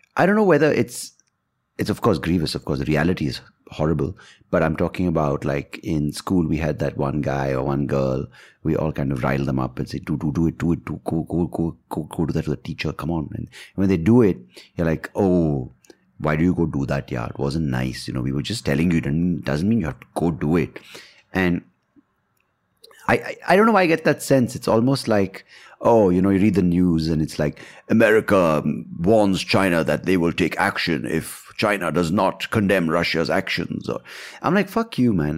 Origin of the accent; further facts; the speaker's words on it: India; I'm an Indian